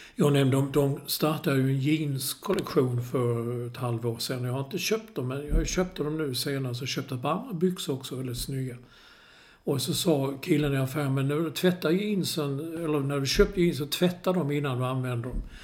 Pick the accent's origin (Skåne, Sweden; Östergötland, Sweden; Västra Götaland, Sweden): Skåne, Sweden; Malmö; när jag var liten i Malmö